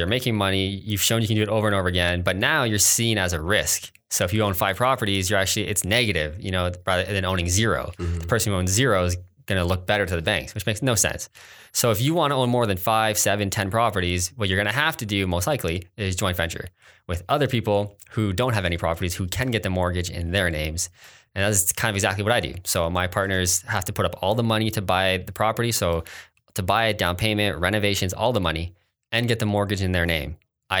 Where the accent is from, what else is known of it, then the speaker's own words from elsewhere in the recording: Kitchener, Ontario, Canada; I grew up in Kitchener mostly.